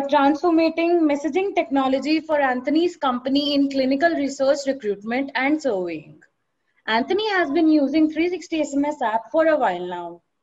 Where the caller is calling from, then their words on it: Delhi, India; I'm from marketing team at 360 Degree Cloud and I'm joining in from Delhi.